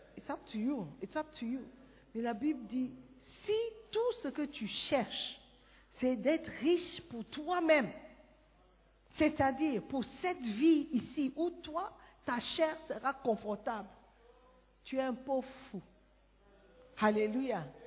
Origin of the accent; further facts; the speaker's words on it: Ghana; French is a second language; moved away as an adult; Moi, je viens du Ghana.